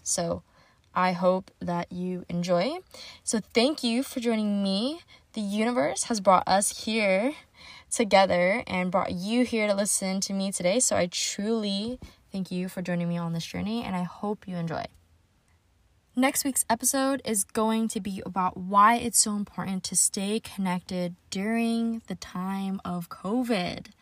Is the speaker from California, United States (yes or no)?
yes; California, United States; I'm based out of San Diego, California, born and raised in California.